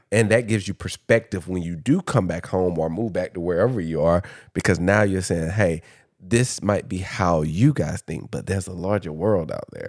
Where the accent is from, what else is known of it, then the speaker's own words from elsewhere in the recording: Dublin, Georgia, United States; moved away; also born or lived in Atlanta, Georgia / Washington, D.C. / Los Angeles; I'm from Dublin